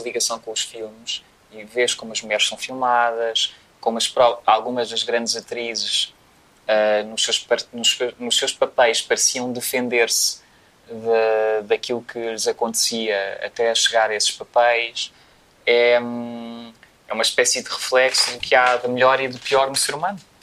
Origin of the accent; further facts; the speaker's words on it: Portugal; em Portugal, obviamente, que é onde nós vivemos e somos portugueses